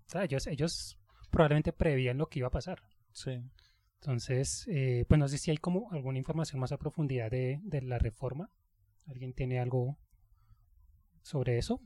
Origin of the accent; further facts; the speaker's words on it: Colombia; Así somos nosotros colombianos